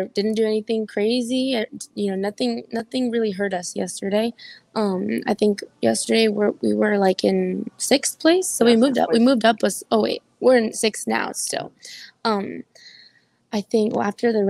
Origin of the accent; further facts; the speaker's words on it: South Texas, United States; I'm always down for my hometown people